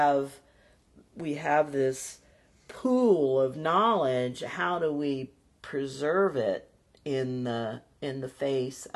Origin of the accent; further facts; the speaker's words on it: Midwest, United States; I grew up in the Midwest